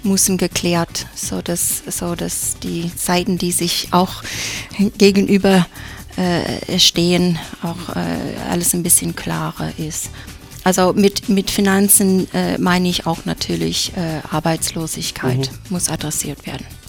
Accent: United States; now in Innsbruck, Austria; als Amerikanerin

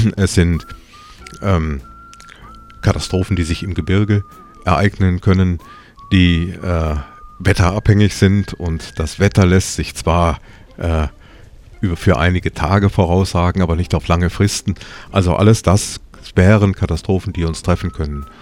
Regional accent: North Rhine-Westphalia, Germany; moved away as an adult; also born or lived in Tyrol, Austria; now in Innsbruck, Austria; ich bin ein gebürtiger Westfale, was man meiner Sprache wohl auch noch annimmt

